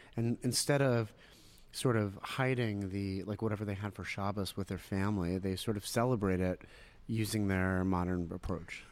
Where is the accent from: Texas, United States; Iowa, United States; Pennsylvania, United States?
Pennsylvania, United States; Pittsburgh; moved away as an adult; also born or lived in Israel; now in Philadelphia, United States; Was born in Israel, but I grew up in Pittsburgh